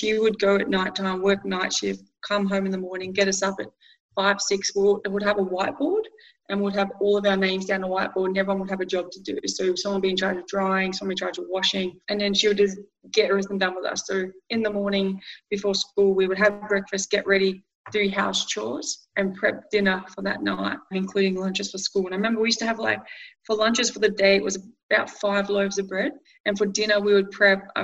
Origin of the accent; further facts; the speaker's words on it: Glenroy, Victoria, Australia; growing up in Glenroy, Mum still lives in the same house